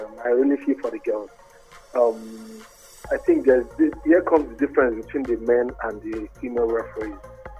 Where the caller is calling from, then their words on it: Ayobo, Lagos, Nigeria; from Ayobo.